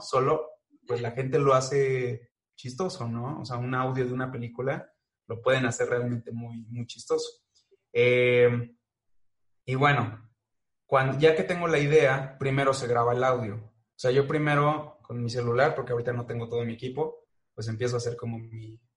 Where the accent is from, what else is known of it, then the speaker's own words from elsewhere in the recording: Mexico; tenemos muchos los mexicanos